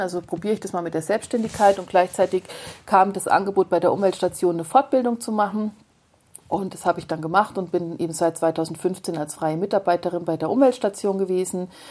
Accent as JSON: {"language": "German", "region": "northern Saarland", "country": "Germany", "tie": "born or raised there", "moved": "yes", "lives_now": "Augsburg, Germany", "said": "Also ich bin im nördlichen Saarland auf dem Land groß geworden, auf dem wirklich richtig platten Land."}